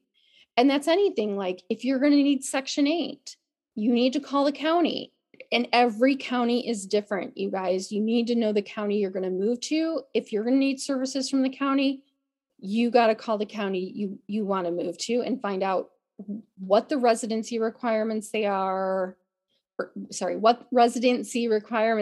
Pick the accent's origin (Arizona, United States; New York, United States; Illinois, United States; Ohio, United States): Illinois, United States; Chicago; now in California, United States; I grew up in the Chicago area